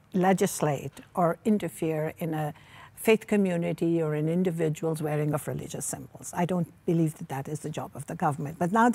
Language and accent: English; Canada; as a Canadian